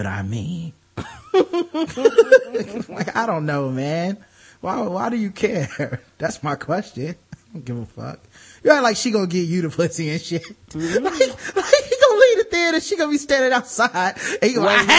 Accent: North Carolina, United States; I'm from fucking North Carolina, from America, so I don't speak any of this language.

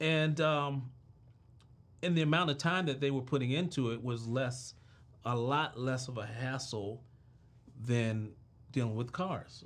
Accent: Washington, District of Columbia, United States; I'm from Southeast D C

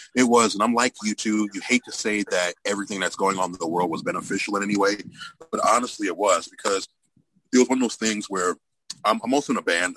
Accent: Cleveland, Ohio, United States; growing up in Cleveland

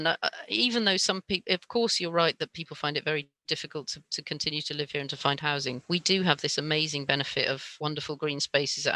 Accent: Bristol, South West England, United Kingdom; from Bristol

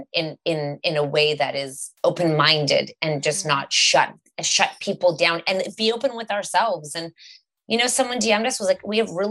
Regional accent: Canada; we're from Canada and we're quite liberal and open here

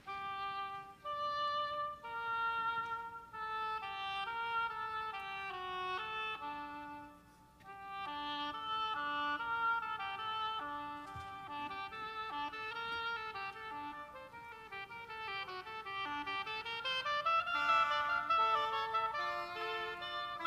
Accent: United States; as an Asian American here, growing up in the United States

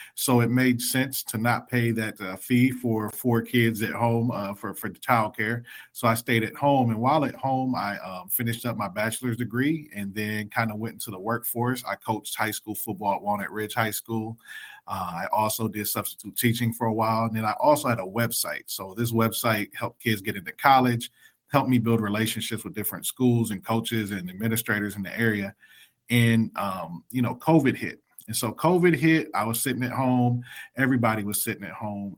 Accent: Columbus, Ohio, United States; I was born and raised in Columbus, Ohio

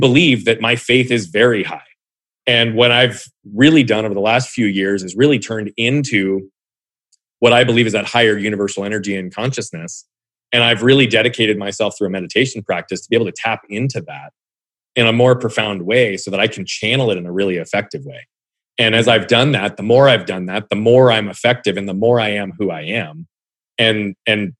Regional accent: Phoenix, Arizona, United States; also born or lived in Southern California / Australia / England; growing up in Phoenix, for lack of a better term, even though I lived in different parts earlier than

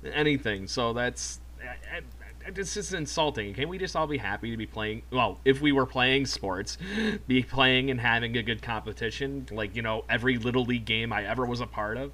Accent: United States; as an American

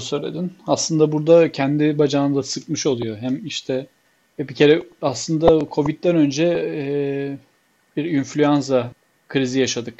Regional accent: Black Sea Region, Turkey; ben bir Karadenizli olarak

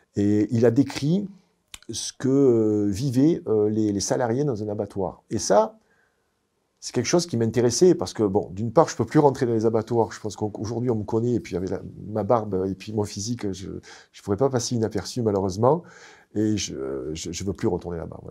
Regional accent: Marseille, Provence-Alpes-Côte d'Azur, France; moved away; also born or lived in United States / Quebec; je suis pas Canadien, je suis Marseillais

